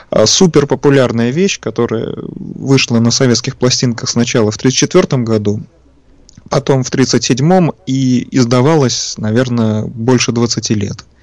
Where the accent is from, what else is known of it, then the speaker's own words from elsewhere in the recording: Saint Petersburg, Russia; Родом я из Ленинграда, соответственно, сейчас в Санкт-Петербурге живу.